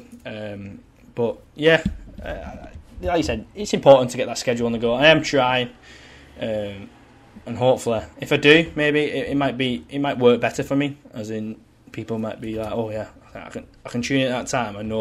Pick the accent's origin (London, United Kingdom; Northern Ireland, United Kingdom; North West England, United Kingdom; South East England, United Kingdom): North West England, United Kingdom; St Helens; born or raised there; accent: plastic scouser; now in Wigan, United Kingdom